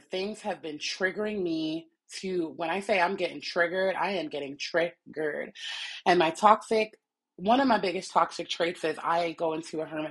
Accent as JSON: {"language": "English", "country": "Jamaica", "said": "I'm Jamaican."}